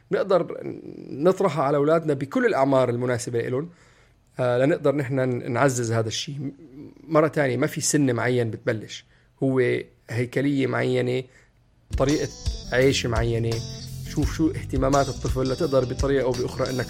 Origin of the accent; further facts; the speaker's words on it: Palestine; لما حدا يسالني انت من وين بتفادى اقول اني انا فلسطيني بقول اني انا عربي